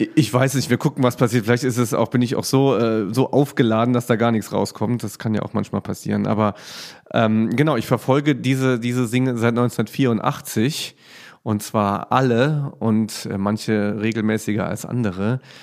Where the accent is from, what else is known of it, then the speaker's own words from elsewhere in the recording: Germany; bei uns in Deutschland